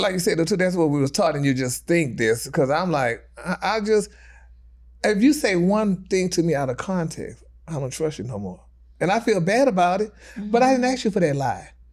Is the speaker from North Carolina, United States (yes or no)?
no; Texas, United States; moved away; my hometown 'cause I'm from Texas.